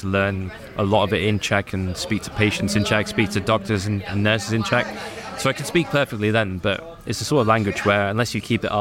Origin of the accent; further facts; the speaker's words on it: United Kingdom; this skinny, scrawny little kid from Britain with brown skin